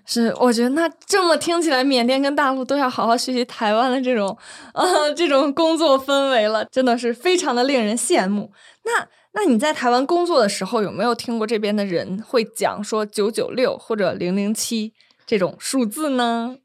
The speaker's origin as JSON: {"language": "Chinese", "country": "China", "said": "我们大陆人"}